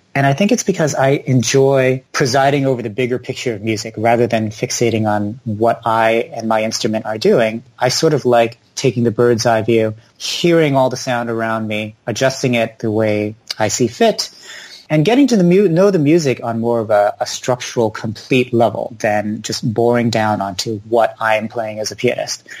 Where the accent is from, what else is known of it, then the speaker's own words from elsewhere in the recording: Palo Alto, California, United States; I grew up in Palo Alto, California, which is very tech and science dominated